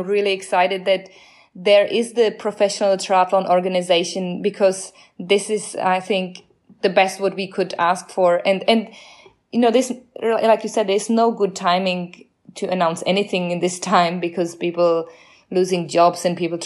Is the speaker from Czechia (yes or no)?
yes; Czechia; English is a second language; now in Australia; I'm from Czech Republic